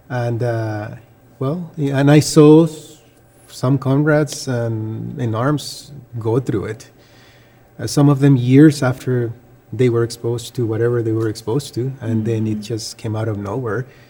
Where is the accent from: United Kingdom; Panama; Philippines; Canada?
Panama; moved away; I'm from Panama.